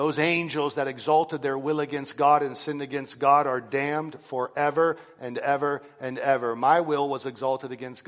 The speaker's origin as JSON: {"language": "English", "country": "United States", "said": "I'm an American"}